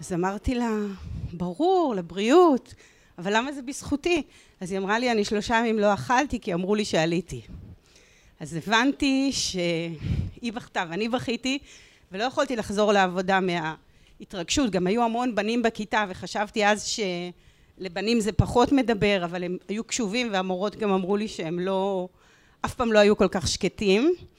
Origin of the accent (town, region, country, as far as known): Ramla, Central District, Israel; born or raised there